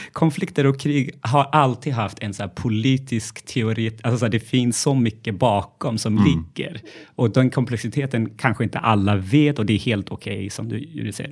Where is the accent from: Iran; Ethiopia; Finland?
Ethiopia; Gondar, Amhara; now in Sweden; jag är uppvuxen i Etiopien